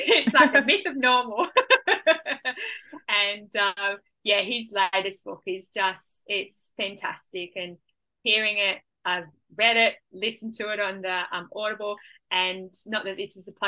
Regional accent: Hunter Valley, New South Wales, Australia; now in Gold Coast, Australia; Growing up in the Hunter Valley, I loved it down there. I loved where I grew up because it was on a property.

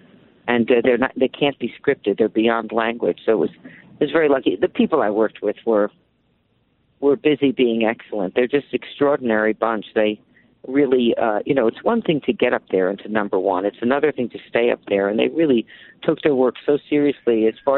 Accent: New York City, New York, United States; moved away; my hometown, New York City

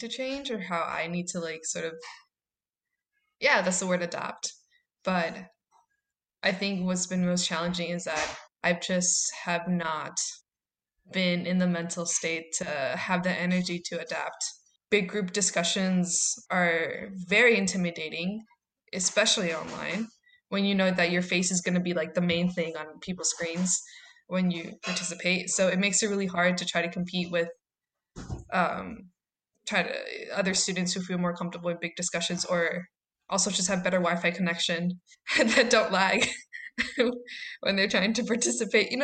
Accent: Chicago, Illinois, United States; I grew up in Southside, went to high school there

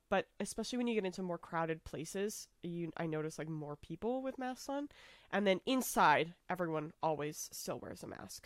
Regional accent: United States; I'm from America

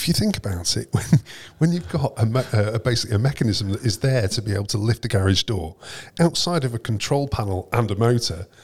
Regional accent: Preston, North West England, United Kingdom; born or raised there

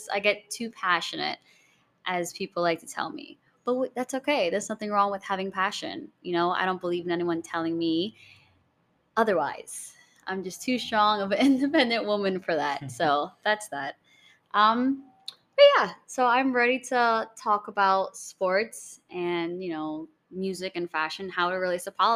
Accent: New York City, New York, United States; I was born and raised in the Bronx

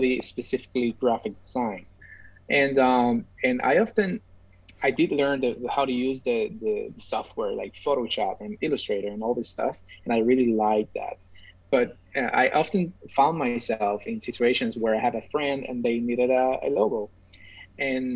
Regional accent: San Juan, Puerto Rico; I'm from Puerto Rico, as we already said. I'm specifically from San Juan, which is the capital of Puerto Rico

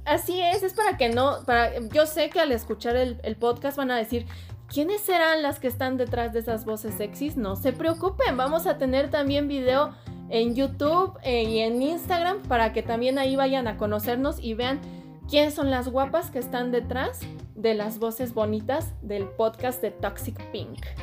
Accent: Querétaro, Mexico; yo soy de Querétaro

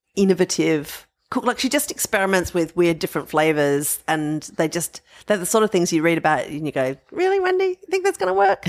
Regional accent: Adelaide Plains, South Australia, Australia; growing up on the Adelaide Plains

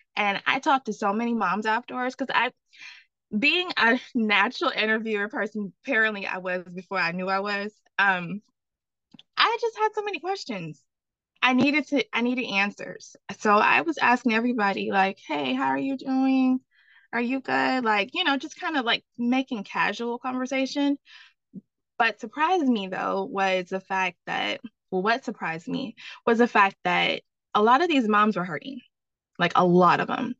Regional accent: the South, United States; I'm from the South

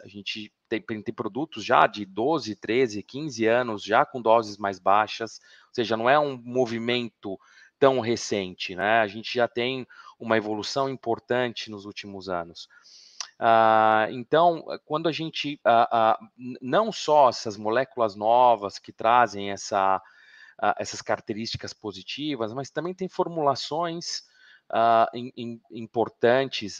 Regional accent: Araraquara, São Paulo, Brazil; moved away as an adult; now in Milan, Italy; eu sou do interior de São Paulo, uh, sou de Araraquara

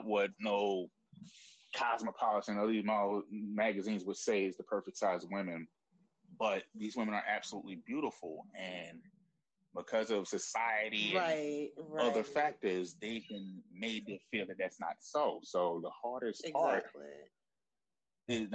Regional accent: New York City, New York, United States; I'm from Brooklyn

